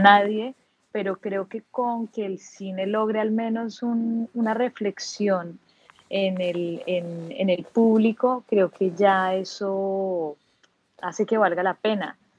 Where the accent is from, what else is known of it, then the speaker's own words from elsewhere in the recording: Bogotá, Colombia; now in Cartagena, Colombia; Y aquí sigo en Cartagena, efectivamente soy bogotana